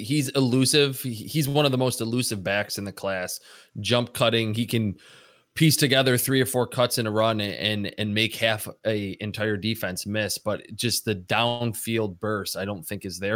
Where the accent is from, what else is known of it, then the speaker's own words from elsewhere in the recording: Medina, United States; my hometown